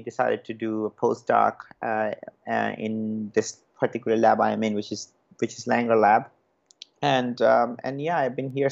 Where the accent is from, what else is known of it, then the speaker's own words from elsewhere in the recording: Kolkata, West Bengal, India; moved away as an adult; also born or lived in Kharagpur; I was born and brought up in Calcutta